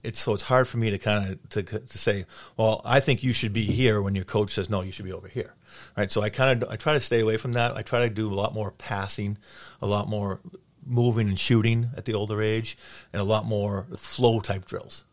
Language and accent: English; Lynnfield, Massachusetts, United States; I grew up in Linfield. My dad lived in Linfield when he was playing, so I played for Linfield Youth Hockey.